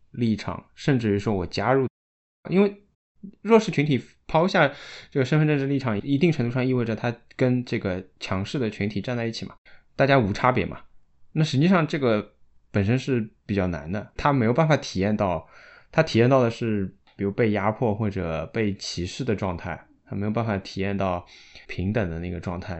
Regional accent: Shanghai, China; 我们上海

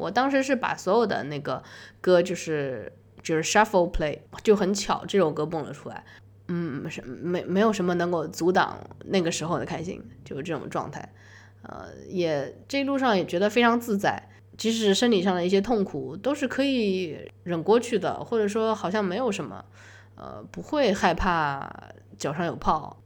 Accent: China; 我是中国人

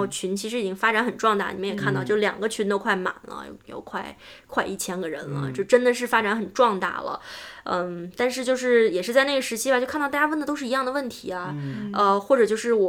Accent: China; also born or lived in Seattle, United States; now in Silicon Valley, United States; 我们中国人聪明又勤奋

